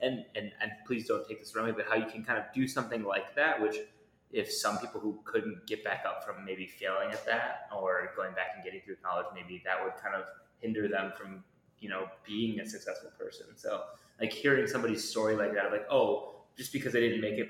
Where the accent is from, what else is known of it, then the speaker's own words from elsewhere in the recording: Wauwatosa, Wisconsin, United States; I grew up in La Watosa, not too far away